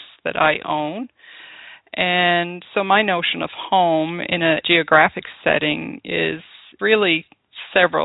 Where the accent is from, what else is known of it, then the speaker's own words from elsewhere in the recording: Cape Breton, Nova Scotia, Canada; home was our house in Cape Breton. Home was with my family